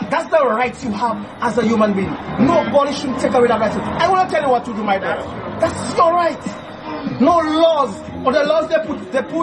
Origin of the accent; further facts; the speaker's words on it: St. Lucia; moved away as an adult; now in Grand River, Saint Lucia; Originally, I'm from town